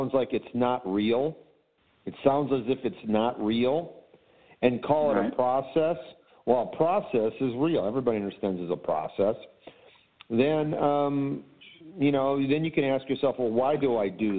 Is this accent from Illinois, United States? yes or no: yes; Chicago, Illinois, United States; Cubs fan growing up in Chicago.